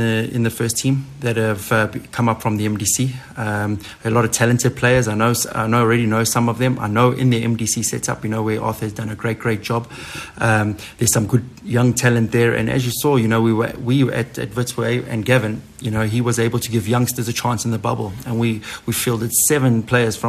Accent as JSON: {"language": "English", "town": "Durban", "region": "KwaZulu-Natal", "country": "South Africa", "said": "we're all from Durban"}